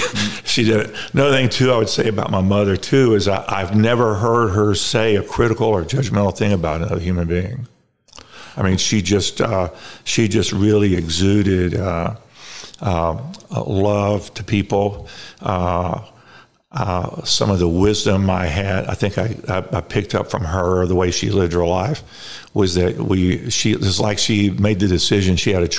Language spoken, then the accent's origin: English; Baton Rouge, Louisiana, United States; I was born in Baton Rouge, Louisiana. I am the youngest of three children.